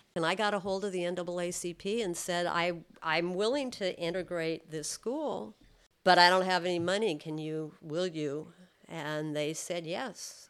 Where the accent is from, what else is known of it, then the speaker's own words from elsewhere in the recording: California, United States; I'm from California